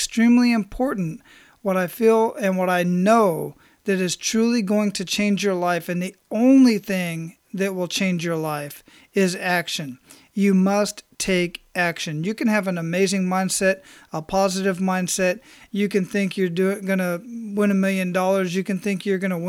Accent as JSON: {"language": "English", "town": "Phoenix", "region": "Arizona", "country": "United States", "tie": "born or raised there", "moved": "yes", "said": "I'm born and raised in Phoenix"}